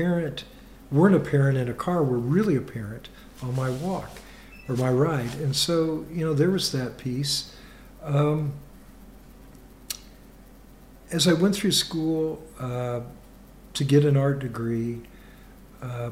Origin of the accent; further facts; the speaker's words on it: Kansas City, United States; moved away; also born or lived in Iowa; when I was young, growing up in Kansas City, we lived in a very urban area